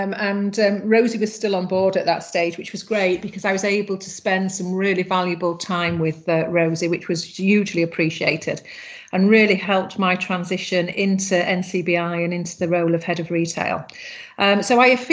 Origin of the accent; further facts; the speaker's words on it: England, United Kingdom; moved away as an adult; now in Ireland; I'm obviously originally from England, and then I met my husband, who is Irish, and I came over to Ireland 18 years ago